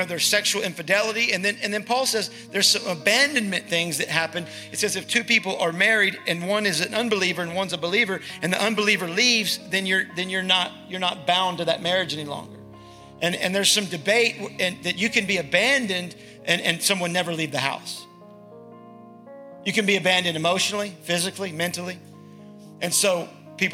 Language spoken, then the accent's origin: English; the South, United States; accent: Southern; Southern. I'm from the South